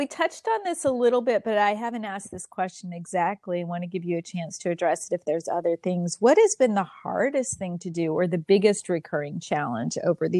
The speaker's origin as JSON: {"language": "English", "town": "Philadelphia", "region": "Pennsylvania", "country": "United States", "tie": "born or raised there", "accent": "Philadelphia", "said": "But when I go home, I start right into that Philadelphia accent. My family says, oh, Philly girl's co"}